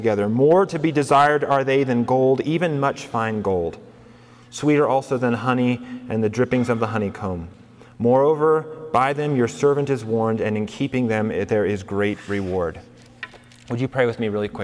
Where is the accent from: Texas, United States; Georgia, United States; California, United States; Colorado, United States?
Colorado, United States; moved away as an adult; now in New Mexico, United States; I grew up in Colorado, so I'm kind of from this part of the world a little bit.